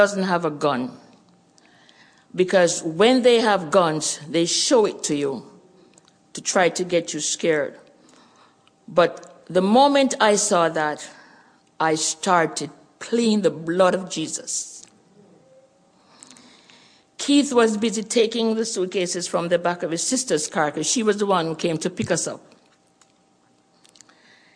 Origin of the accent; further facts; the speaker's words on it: Jamaica; accent: Jamaican; moved away as an adult; also born or lived in Canada; The Lord had it where he prepared us to return to our homeland, Jamaica. As you hear my accent, you know we're Jamaicans